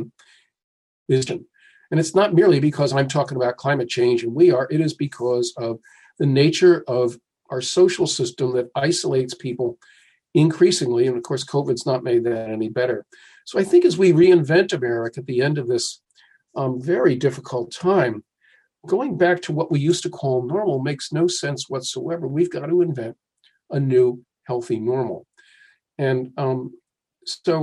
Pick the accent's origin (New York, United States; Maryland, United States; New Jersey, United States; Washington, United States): New Jersey, United States; my home state is New Jersey